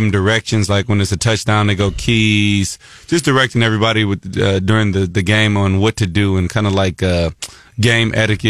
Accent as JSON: {"language": "English", "town": "Columbia", "region": "Missouri", "country": "United States", "tie": "born or raised there", "said": "I grew up in Columbia, Missouri, which is here"}